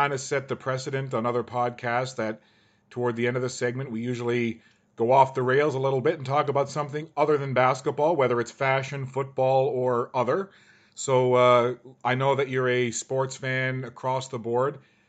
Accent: Halifax, Nova Scotia, Canada; being a kid growing up in Halifax

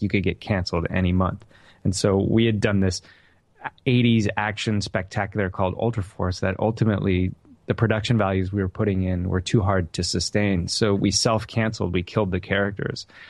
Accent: Whittier, California, United States; the house that I grew up in in Whittier, California

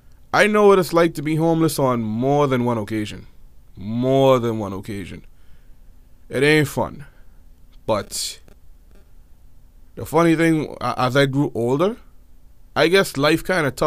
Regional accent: Nassau, New Providence, Bahamas; born there; also born or lived in United States; I was born in Nassau, the New Providence capital of the island. I was born here. Of course, the majority of my childhood was spent back and forth in America.

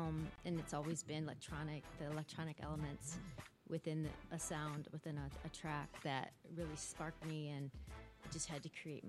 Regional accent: Detroit, Michigan, United States; now in Los Angeles, United States; Well, I'm from Detroit.

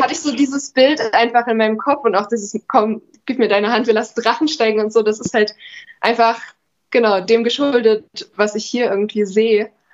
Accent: near Chemnitz, Saxony, Germany; moved away as an adult; also born or lived in Jena; now in Erfurt, Germany; ich komme aus der Nähe von Chemnitz, bin da zur Schule gegangen

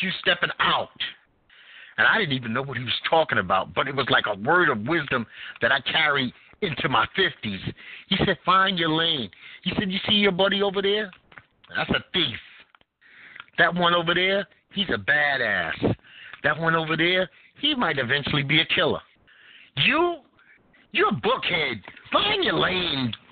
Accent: New York City, New York, United States; also born or lived in Greenwich Village; I was born and raised and sculptured in Bed-Stuy

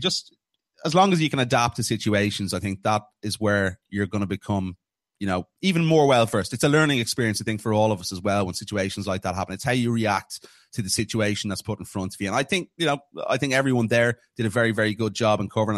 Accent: Ireland; being an Irishman

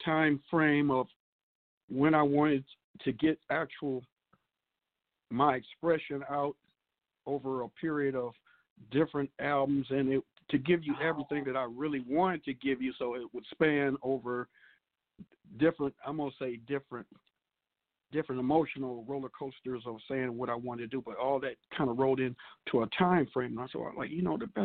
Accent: Grand Rapids, Michigan, United States; now in Flint, United States; I'm a native of Grand Rapids

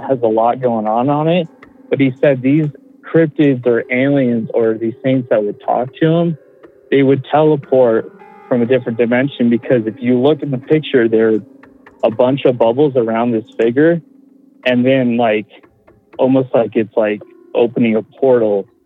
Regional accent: Colorado, United States; I'm from Colorado

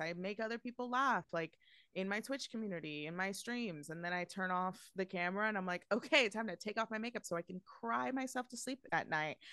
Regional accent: New York, United States; I, I'm born and raised in New York

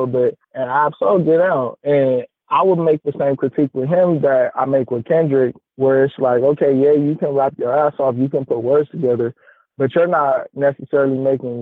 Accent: Los Angeles, California, United States; I'm from California, but I'm actually from L.A. Right? And then I'm from South Central on top of that.

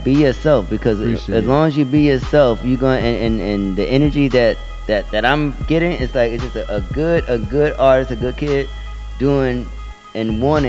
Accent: New York City, New York, United States; also born or lived in Atlanta; And when I'm coming from New York

